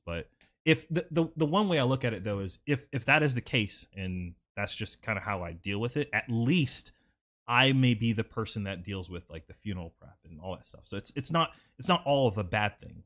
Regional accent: Sumter, South Carolina, United States; I was born in Sumter, South Carolina.

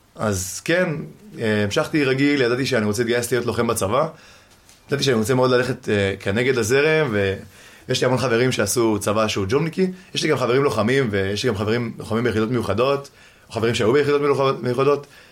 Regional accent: Givatayim, Tel Aviv District, Israel; now in Ramat Gan, Israel; אני גר, גדלתי בגבעתיים, היום אני גר ברמת גן עם ההורים

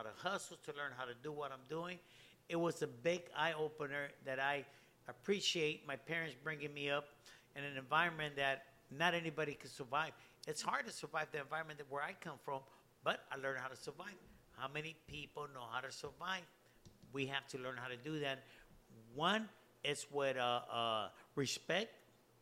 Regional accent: Los Angeles, California, United States; also born or lived in Sacramento, California; being brought up in an environment that I was brought up in, La Colonia Watts

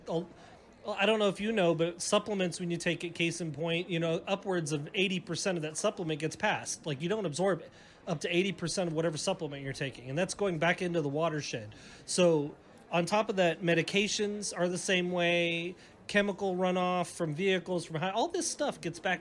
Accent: Oregon, United States; now in Pflugerville, United States; I grew up in Oregon where the water quality is just, I mean, it's coming off the mountains.

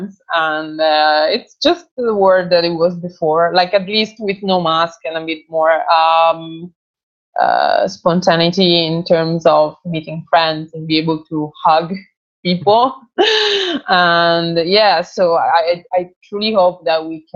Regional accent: Crema, Lombardy, Italy; also born or lived in Varese; my hometown, Crema

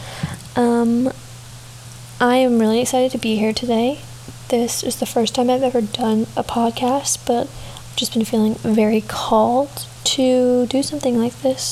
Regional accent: Texas, United States; moved away as an adult; now in New York City, United States; I am from Texas. I grew up in Texas from the time I was 3 to now, and I now attend college in New York City

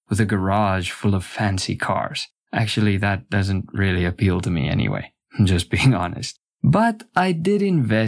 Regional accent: South Africa; now in South Korea; I was born and raised in South Africa. I'm an Afrikaner, both ethnically and culturally.

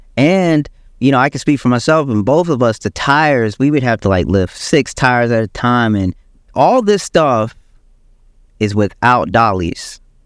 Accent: South Carolina, United States; also born or lived in Michigan; I was born in Michigan, but I grew up in South Carolina

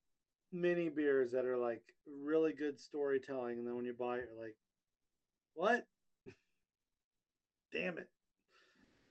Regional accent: Texas, United States; also born or lived in Gulf Coast of Alabama; now in Minnesota, United States; I'm from Texas. I mean, I've been here a long time in Minnesota, but my heart is still in Texas

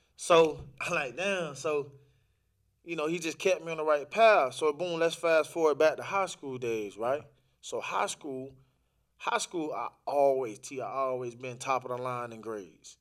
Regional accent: Orlando, Florida, United States; also born or lived in the islands; I'm from Orlando. Uh, raised up in Orlando, Florida. Um, originally from the islands

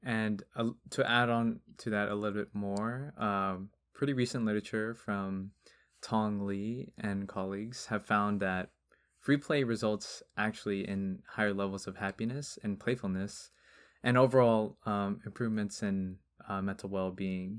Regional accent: Long Beach, California, United States; I grew up in Long Beach

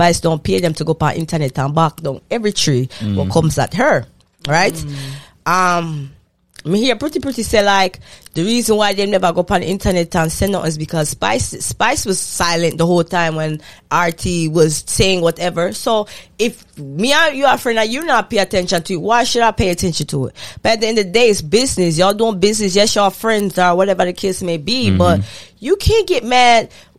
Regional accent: Fort Lauderdale, Florida, United States; I'm from Fort Lauderdale.

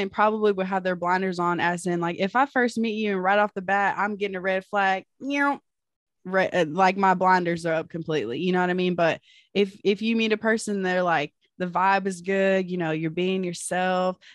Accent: Fairfield, Texas, United States; moved away as an adult; now in College Station, United States; I'm 25. I'm currently a health caregiver in the College Station area, but I'm from Fairfield, Texas.

